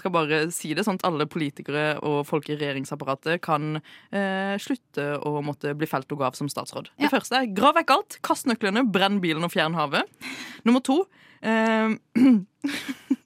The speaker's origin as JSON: {"language": "Norwegian", "area": "Sørlandet", "region": "Agder", "country": "Norway", "said": "som sørlending"}